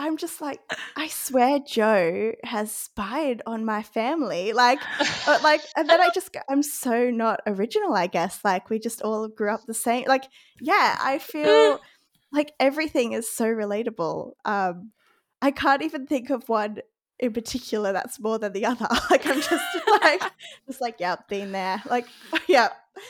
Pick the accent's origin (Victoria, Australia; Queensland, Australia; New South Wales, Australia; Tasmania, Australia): Queensland, Australia; just as a Queenslander